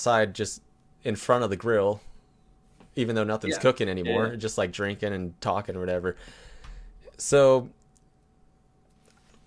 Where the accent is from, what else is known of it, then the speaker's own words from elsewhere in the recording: California, United States; I'm from California